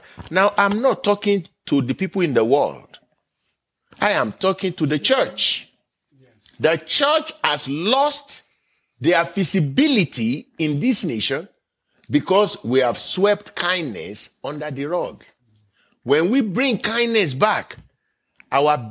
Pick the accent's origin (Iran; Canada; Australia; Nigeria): Nigeria; now in United States; I am from Nigeria by birth